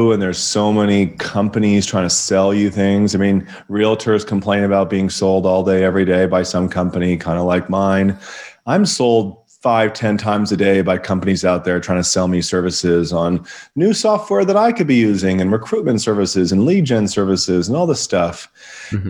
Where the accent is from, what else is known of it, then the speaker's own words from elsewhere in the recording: Vancouver, British Columbia, Canada; moved away as an adult; now in Okanagan Valley, Canada; I am originally from Vancouver, British Columbia, Canada